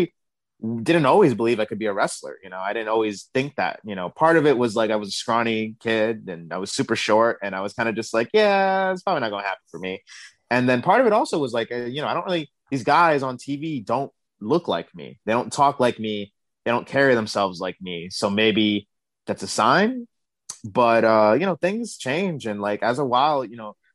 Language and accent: English; New York City, New York, United States; I grew up in Brooklyn, New York, Bed-Stuy to be exact